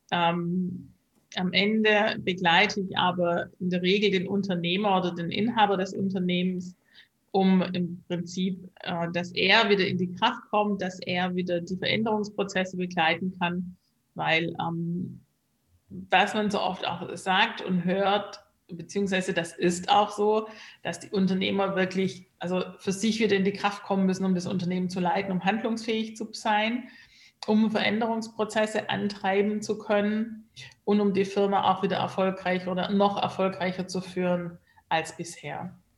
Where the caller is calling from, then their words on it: Hamburg, Germany; Ich bin im Moment aus Hamburg zugeschalten.